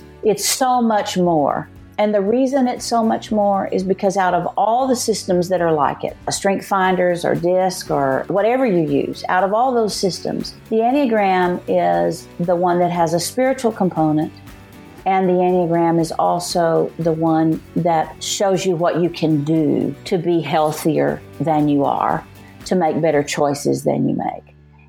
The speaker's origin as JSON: {"language": "English", "town": "Floydada", "region": "Texas", "country": "United States", "tie": "born or raised there", "moved": "as an adult", "said": "I was born in 1950 in Floydada, Texas, which is at the bottom of the panhandle in the South Plains. And actually, I was adopted by the doctor who delivered me and his wife."}